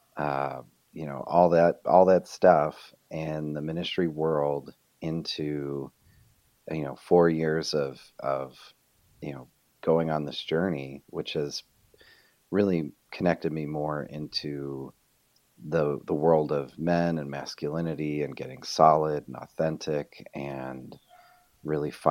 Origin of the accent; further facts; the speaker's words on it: Rochester, New York, United States; moved away as an adult; also born or lived in Fort Mill, South Carolina; we're both originally from Rochester, New York